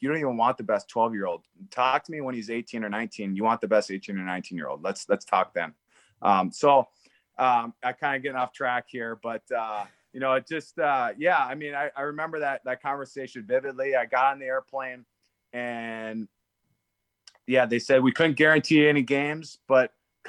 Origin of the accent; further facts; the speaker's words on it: Elk River, Minnesota, United States; I grew up in Elk River